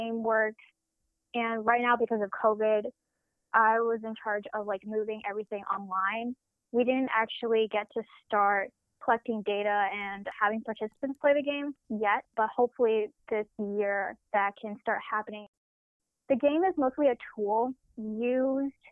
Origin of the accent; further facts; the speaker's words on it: Chicago, Illinois, United States; I'm from Chicago, Illinois